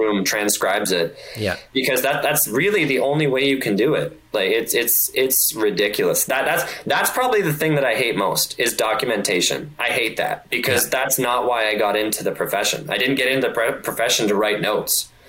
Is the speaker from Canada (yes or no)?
yes; Canada; moved away as an adult; now in Detroit, United States; I being a Canadian, it's very tricky because I don't know where I want to live. Like I, I know where I want to live. It's back in Canada